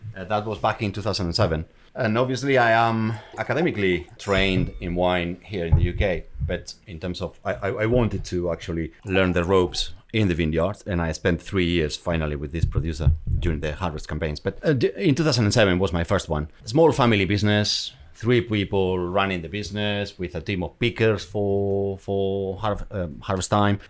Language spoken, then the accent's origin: English; San Sebastian, Basque Country, Spain; English is a second language; moved away; I come from San Sebastian in north of, in north of Spain.